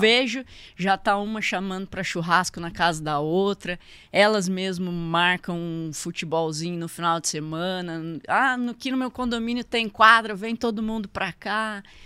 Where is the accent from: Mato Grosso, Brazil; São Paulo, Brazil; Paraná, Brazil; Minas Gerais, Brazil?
São Paulo, Brazil; São José dos Campos; Eu sou de São José mesmo, nascida aqui, sempre morei por aqui.